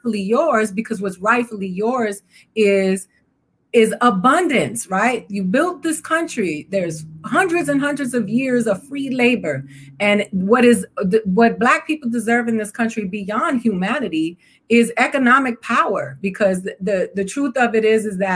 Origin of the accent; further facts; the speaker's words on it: Miami, Florida, United States; also born or lived in New York / Dominican Republic; I grew up in Miami, Florida, between Miami and New York, but I lived in the Dominican Republic when I was little